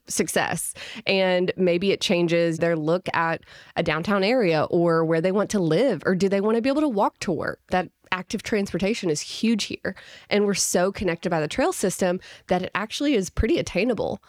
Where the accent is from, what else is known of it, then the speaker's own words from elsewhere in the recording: Little Rock, Arkansas, United States; moved away as an adult; now in Fayetteville, United States; I'm originally from Little Rock, Arkansas.